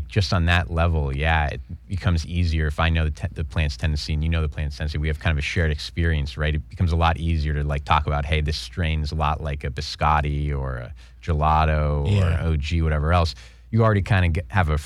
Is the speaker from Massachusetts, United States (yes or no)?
yes; Boston, Massachusetts, United States; I'm from Boston